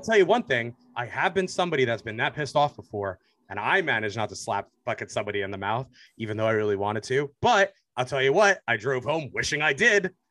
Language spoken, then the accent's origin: English; New Jersey, United States; I grew up in Jersey.